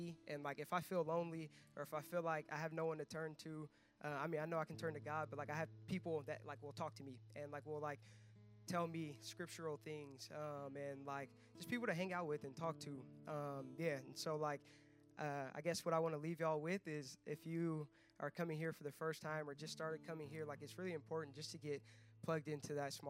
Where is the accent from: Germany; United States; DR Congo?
United States; Southern California; moved away as an adult; also born or lived in the South; now in Bay Area, United States; I am actually not from the Bay Area. I'm from Southern California